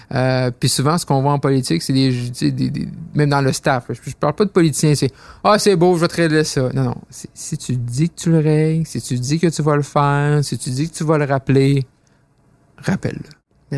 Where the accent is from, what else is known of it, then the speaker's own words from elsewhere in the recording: Roberval, Quebec, Canada; je suis né à Roberval, au Lac-Saint-Jean